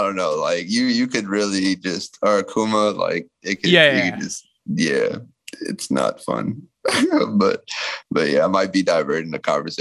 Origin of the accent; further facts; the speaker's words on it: Takoma Park, Maryland, United States; also born or lived in Washington, District of Columbia, United States / Prince George's County, Maryland; I was born in Tacoma Park, Maryland. Was raised out there. Which is like on the borderline of DC and Maryland